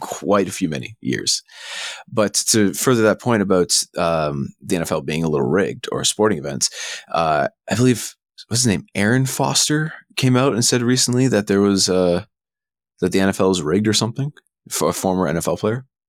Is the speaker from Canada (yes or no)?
yes; Canada; being Canadian